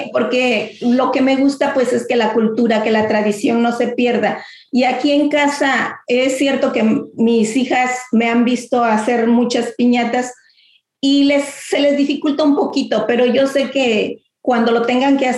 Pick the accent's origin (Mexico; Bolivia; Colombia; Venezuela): Mexico; nuestras tradiciones se mantengan y pues no, siendo mexicanos, yo lo que quiero es que mi descendencia sigan con ese gusto, ¿no?